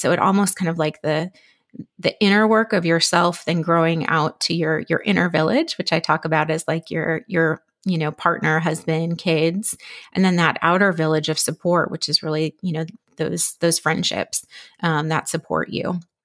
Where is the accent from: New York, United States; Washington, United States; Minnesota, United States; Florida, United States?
Minnesota, United States; moved away as an adult; also born or lived in Philadelphia; now in Dallas, United States; we're actually originally from Minnesota